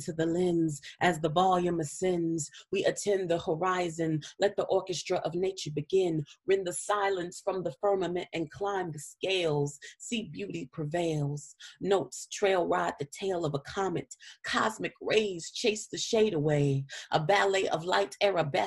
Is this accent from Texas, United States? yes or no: yes; San Antonio, Texas, United States; I grew up mostly from the third grade on. I grew up on the northeast side of San Antonio. So same district all the way through